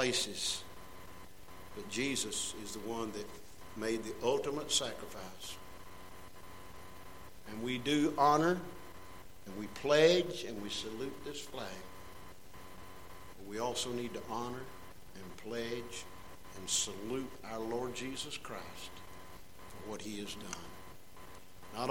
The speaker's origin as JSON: {"language": "English", "country": "United States", "tie": "born or raised there", "said": "I was born in America"}